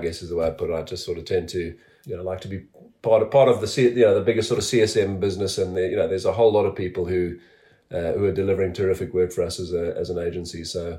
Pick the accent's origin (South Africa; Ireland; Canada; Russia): South Africa; moved away as an adult; also born or lived in Epsom, England; now in England; I pretty much spent my whole youth in South Africa, all of my schooling, went to university in South Africa. So, and the question about whether do I regard myself as a South African, I would say probably.